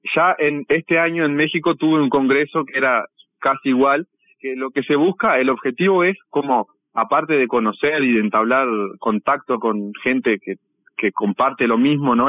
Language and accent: Spanish; San Javier, Río Negro, Uruguay; Yo soy de San Javier